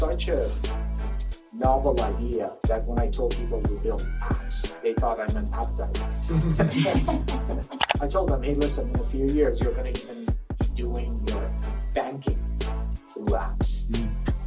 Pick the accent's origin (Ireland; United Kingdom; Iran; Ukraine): Iran; English is a second language; moved away as an adult; also born or lived in Maryland, United States; now in United States; I grew up in Iran